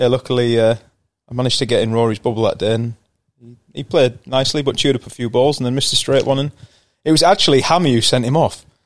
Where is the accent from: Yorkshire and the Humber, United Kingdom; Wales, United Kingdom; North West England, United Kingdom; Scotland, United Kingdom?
Yorkshire and the Humber, United Kingdom; York; also born or lived in Bristol; I moved on to York when I was about six months old um, and then spent the majority of my life there growing up